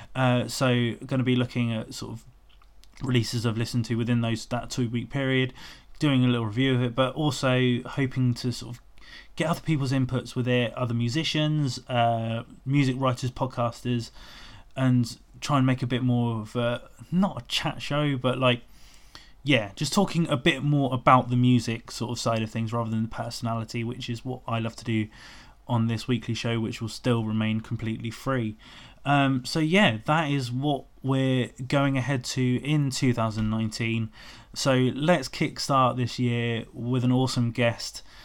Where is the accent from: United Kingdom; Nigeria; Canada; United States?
United Kingdom; Portsmouth, South East England; moved away; also born or lived in London; I'm I'm Portsmouth